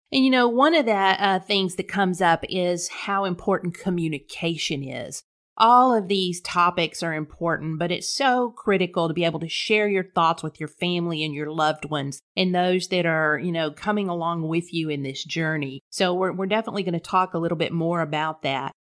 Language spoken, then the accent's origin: English; Corpus Christi, Texas, United States; accent: South Texas twang; also born or lived in North Carolina; I was born and raised in Corpus Christi, a native Texan.